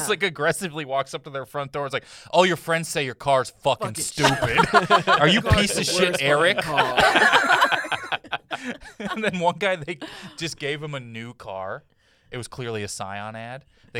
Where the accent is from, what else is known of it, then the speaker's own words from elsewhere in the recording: Missouri, United States; now in Burbank, United States; when I was growing up in Missouri